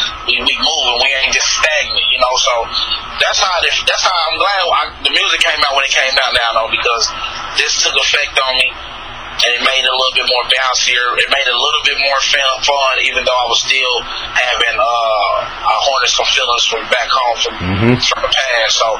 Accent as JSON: {"language": "English", "region": "Midwest", "country": "United States", "said": "Even though I'm from the Midwest, but they kind of call us like Southern Midwest."}